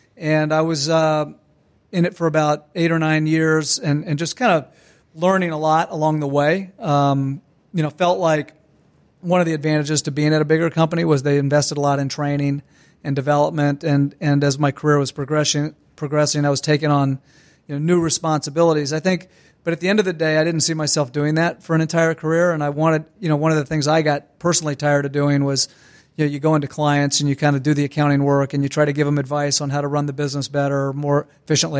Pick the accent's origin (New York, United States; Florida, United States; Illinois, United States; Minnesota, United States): Florida, United States; Ormond Beach; grew up in Ormond Beach, which is just next to Daytona Beach